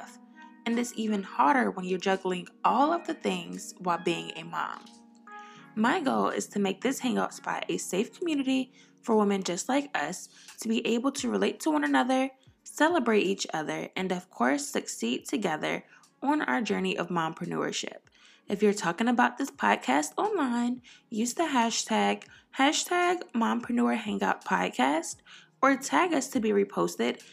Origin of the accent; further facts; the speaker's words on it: Richmond, Virginia, United States; I grew up in Richmond, Virginia